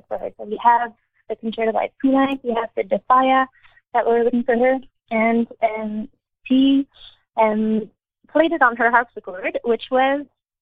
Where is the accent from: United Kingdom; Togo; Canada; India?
Canada; Montreal, Quebec; that's my background. You can kind of tell from my name that it's a mix. So I grew up in Montreal